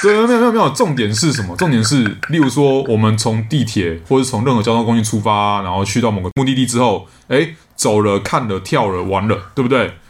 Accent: Taiwan; 我呢，来自台湾，现在人在台湾

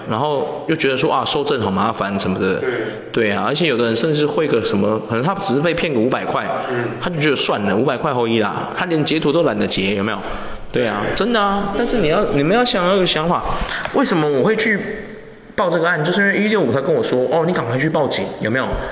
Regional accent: Taiwan; 我们台湾人

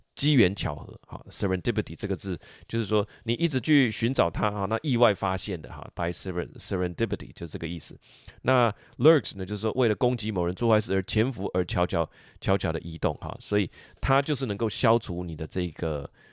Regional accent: Taiwan; 我们台湾人

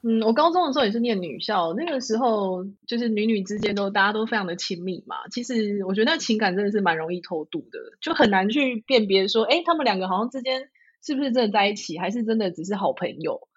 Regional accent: southern Taiwan, Taiwan; 我是在南部的校园成长

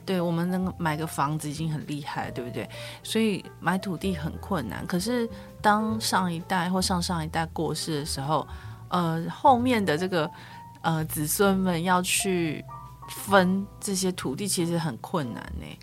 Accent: Yilan County, Taiwan; 我是宜兰人，然后我们是。有一些亲戚就是南方傲，苏傲

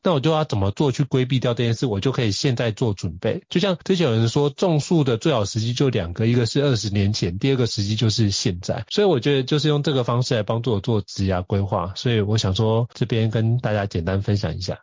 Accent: Taiwan; also born or lived in Miami, United States; 绝对不如你在台湾的方便。毕竟土生土长那么多年

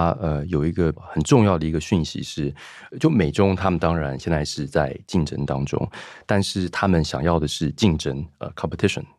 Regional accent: Shanghai, China; moved away as an adult; also born or lived in United States / London, United Kingdom; 因为学校都是都是外籍的那个学生，所以呃，好像在中国长大，但是又不在中国长大。

